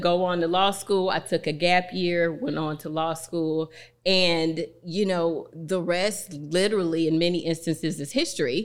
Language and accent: English; East St. Louis, Illinois, United States; my hometown of East Saint Louis